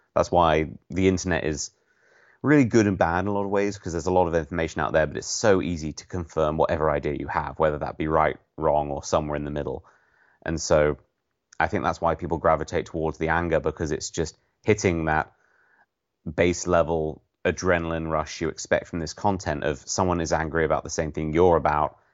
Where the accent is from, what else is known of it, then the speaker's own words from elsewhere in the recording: United Kingdom; being British